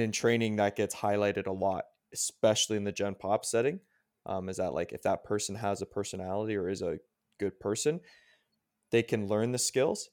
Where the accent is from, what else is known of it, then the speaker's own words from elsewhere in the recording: Canada; I'm Canadian